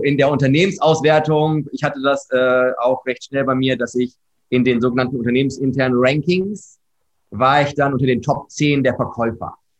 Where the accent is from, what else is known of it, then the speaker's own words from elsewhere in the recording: Herford, North Rhine-Westphalia, Germany; komme gebürtig aus Herford. Das ist mit H, nicht Erfurt, sondern Herford. Manchmal wird das verwechselt. Ostwestfalen-Lippe, ja, äh, geboren, habe dort großteils meines Lebens verbracht